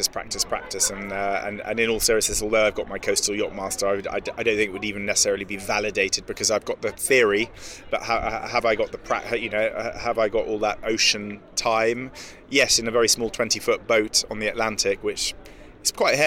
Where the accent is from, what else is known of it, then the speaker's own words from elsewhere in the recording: England, United Kingdom; as an Englishman